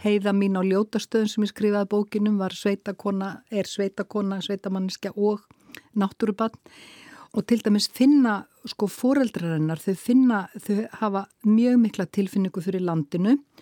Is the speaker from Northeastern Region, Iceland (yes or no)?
no; Akranes, Western Region, Iceland; heimabænum mínum Akranissi